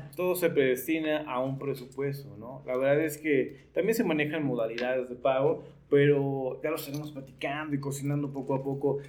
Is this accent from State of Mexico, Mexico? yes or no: yes; Nezahualcóyotl, State of Mexico, Mexico; Soy de Nesa